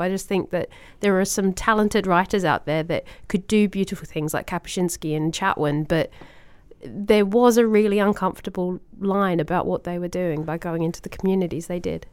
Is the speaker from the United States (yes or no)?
no; Australia; as an Australian